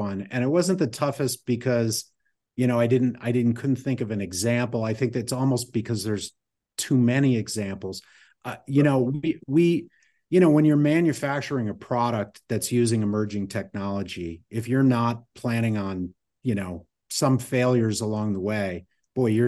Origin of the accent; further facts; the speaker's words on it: Connecticut, United States; moved away; when I grew up in Connecticut.